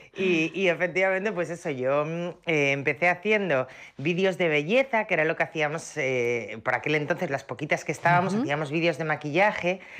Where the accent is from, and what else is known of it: Asturias, Spain